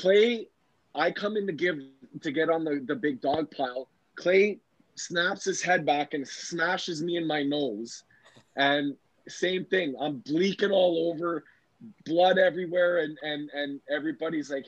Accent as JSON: {"language": "English", "country": "Canada", "said": "I'm a Canadian through and through"}